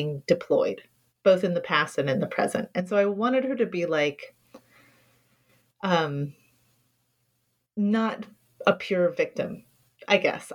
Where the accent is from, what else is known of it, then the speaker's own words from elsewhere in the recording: Kentucky, United States; I grew up in Kentucky.